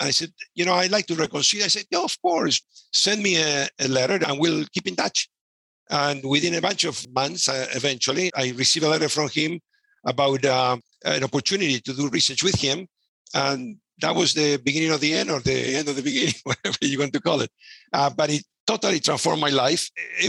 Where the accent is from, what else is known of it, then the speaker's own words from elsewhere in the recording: Buenos Aires, Argentina; moved away as an adult; now in Vancouver, Canada; I'm originally from Buenos Aires, Argentina.